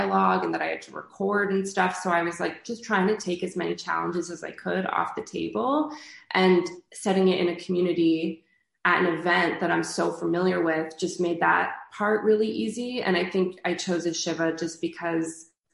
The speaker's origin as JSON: {"language": "English", "country": "Canada", "also_born_or_lived": "New York", "moved": "as an adult", "said": "I'm from Canada"}